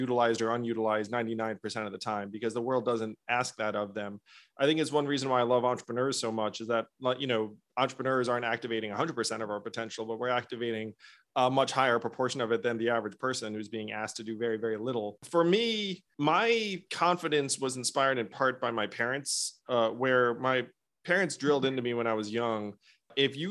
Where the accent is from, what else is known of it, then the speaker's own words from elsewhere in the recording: United States; I'm an American